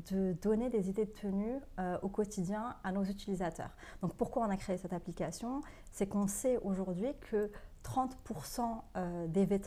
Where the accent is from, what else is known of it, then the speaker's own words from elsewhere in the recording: Morocco; moved away; moi, je suis marocaine